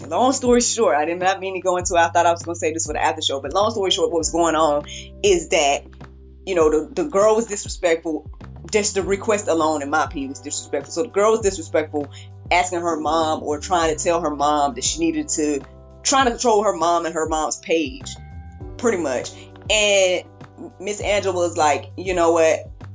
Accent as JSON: {"language": "English", "region": "the South", "country": "United States", "said": "I'm from the South"}